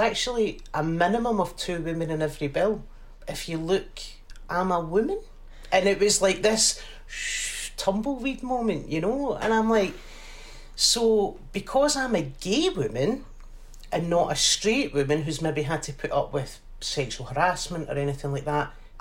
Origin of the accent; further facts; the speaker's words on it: Glasgow, Scotland, United Kingdom; I grew up in the East End of Glasgow.